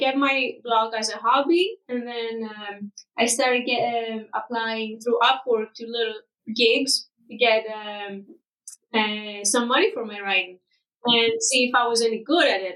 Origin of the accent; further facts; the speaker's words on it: Greece; moved away as an adult; also born or lived in Dublin, Ireland; I come from Greece, and I was living in Dublin in Ireland for about 4 years up until 2020